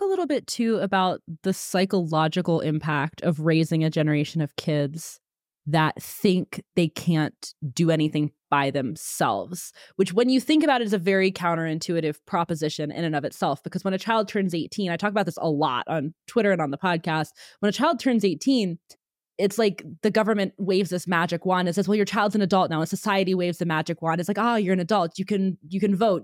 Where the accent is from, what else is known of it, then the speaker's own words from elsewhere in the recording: Pennsylvania, United States; now in Texas, United States; I'm from Pennsylvania. I now live in Texas